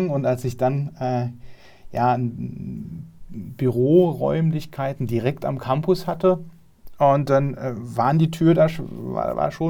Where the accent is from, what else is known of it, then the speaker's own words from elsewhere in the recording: Saarland, Germany; Ich komme ja aus, aus der Nähe von Saarbrücken